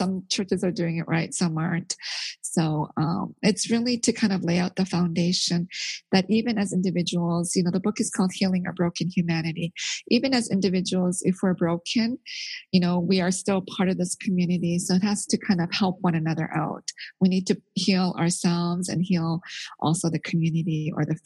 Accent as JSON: {"language": "English", "country": "Canada", "tie": "born or raised there", "also_born_or_lived": "Korea", "moved": "as an adult", "lives_now": "United States", "said": "I was born in Korea, but I grew up in Canada. And then now I'm living in the States"}